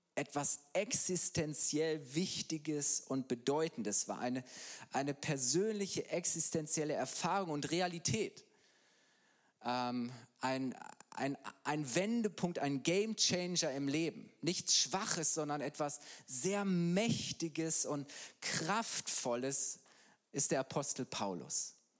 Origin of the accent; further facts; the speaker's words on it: Halle, North Rhine-Westphalia, Germany; moved away as an adult; now in Bayreuth, Germany; Ich bin eigentlich Ostwestfale, komme aus Halle, Westfalen bei Bielefeld.